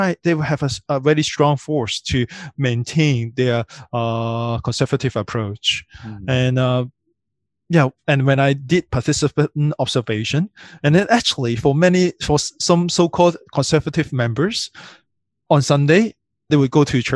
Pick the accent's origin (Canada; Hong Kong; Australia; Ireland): Hong Kong; I grew up in Hong Kong